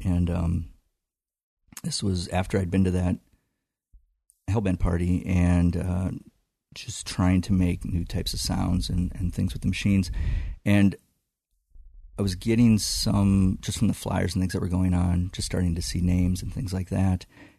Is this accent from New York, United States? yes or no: no; Burnsville, Minnesota, United States; And I moved to Duluth when I graduated in 1990.